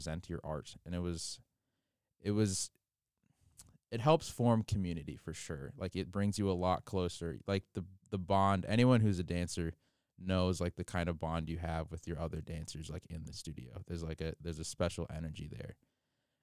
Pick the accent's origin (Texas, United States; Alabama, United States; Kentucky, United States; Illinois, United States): Illinois, United States; Chicago; moved away as an adult; I'm from Chicago, Illinois